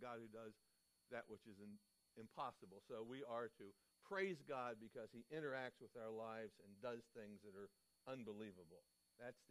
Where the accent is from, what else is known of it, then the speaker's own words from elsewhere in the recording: Baltimore, Maryland, United States; I grew up in Baltimore, Maryland